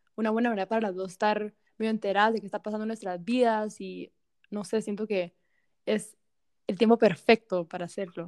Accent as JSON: {"language": "Spanish", "country": "Guatemala", "moved": "as an adult", "lives_now": "United States", "said": "soy de Guatemala"}